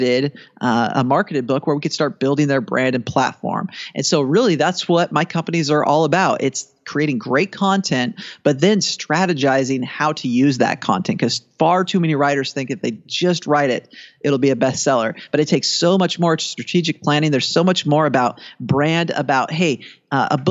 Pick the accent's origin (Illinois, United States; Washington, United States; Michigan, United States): Washington, United States; my home state of Washington State